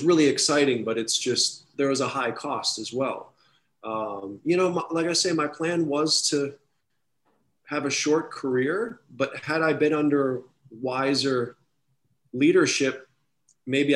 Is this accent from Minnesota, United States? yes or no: yes; Minneapolis, Minnesota, United States; my hometown in Minneapolis